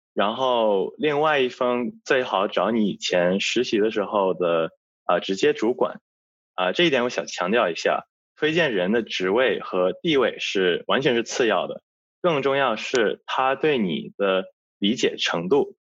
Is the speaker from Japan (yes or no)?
no; Australia; 我作为一个在澳洲长大的华侨